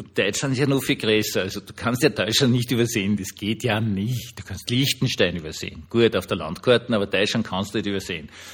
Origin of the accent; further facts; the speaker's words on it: Austria; ich kann es euch jetzt als Österreicher sagen